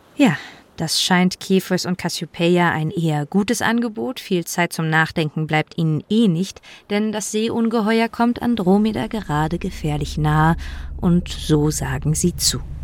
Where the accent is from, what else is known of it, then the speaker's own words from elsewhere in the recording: Berlin, Germany; in meiner Heimatstadt Berlin